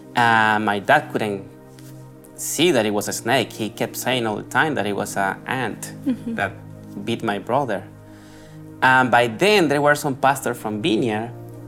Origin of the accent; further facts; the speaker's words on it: Colombia; moved away; I'm from Colombia. And basically, we used to live, my family and I used to live in a little town in close to the city where I am from.